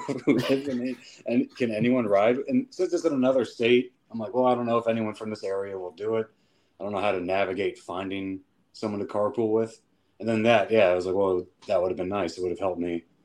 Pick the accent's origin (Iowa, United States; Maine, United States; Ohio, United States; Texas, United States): Ohio, United States; Dayton; I'm from Dayton